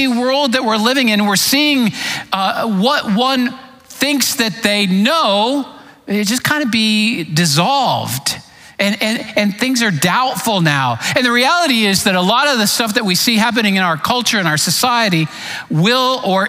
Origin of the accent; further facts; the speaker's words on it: Clearwater, Florida, United States; moved away as an adult; also born or lived in East Tennessee; I was raised in Clearwater, Florida